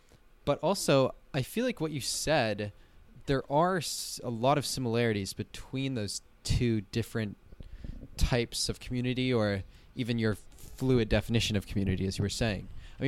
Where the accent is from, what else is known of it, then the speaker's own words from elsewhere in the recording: Colorado, United States; Like maybe one of them, maybe in the smaller town in growing up in the Vail Valley